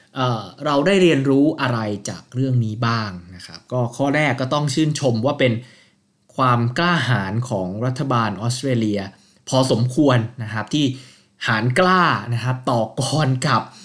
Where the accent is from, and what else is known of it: Thailand